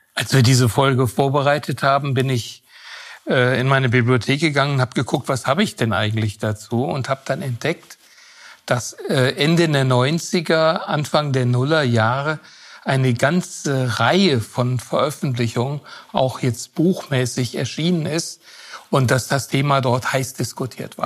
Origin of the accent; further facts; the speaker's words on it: Southern Germany, Germany; ich komme ja aus Süddeutschland